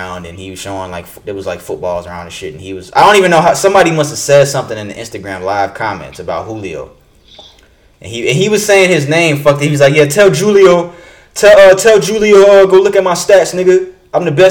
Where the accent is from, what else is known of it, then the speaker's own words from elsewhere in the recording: Florida, United States; I'm from Florida